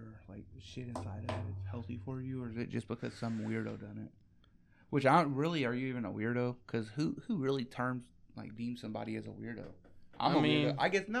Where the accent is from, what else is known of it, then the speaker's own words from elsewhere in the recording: Ohio, United States; I was born in Ohio